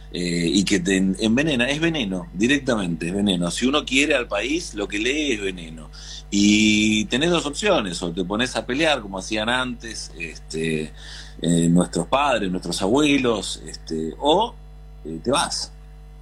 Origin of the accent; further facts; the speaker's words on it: Argentina; moved away as an adult; soy argentino